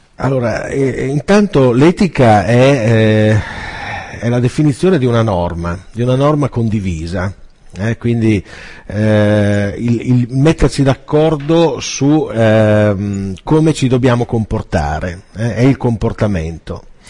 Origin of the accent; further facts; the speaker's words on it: Piacenza, Emilia-Romagna, Italy; vengo da Piacenza